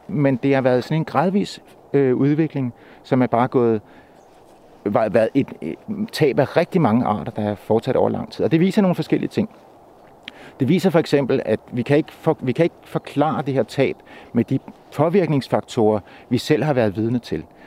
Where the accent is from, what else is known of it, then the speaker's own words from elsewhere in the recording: Køge, Zealand, Denmark; hvor jeg var født og opvokset